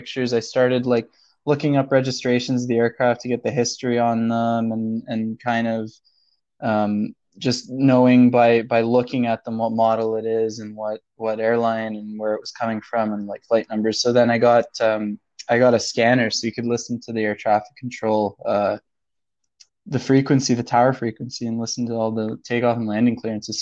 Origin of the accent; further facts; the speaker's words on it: Toronto, Ontario, Canada; I'm from Toronto originally